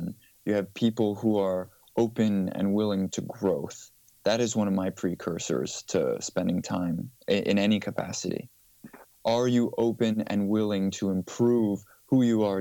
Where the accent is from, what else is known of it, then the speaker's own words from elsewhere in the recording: United States; also born or lived in Mykonos, Greece; I was born in the States, but my dad is Greek, my mother is Danish, and so by virtue of birth, I grew up in a tricultural household